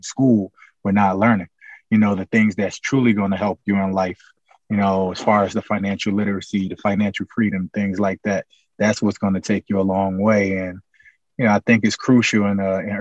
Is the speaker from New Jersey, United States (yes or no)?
yes; Newark, New Jersey, United States; Born and raised in Newark, New Jersey